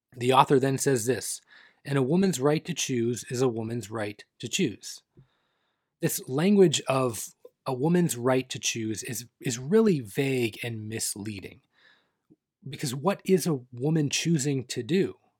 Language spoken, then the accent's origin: English; Canada; Not my home country of Canada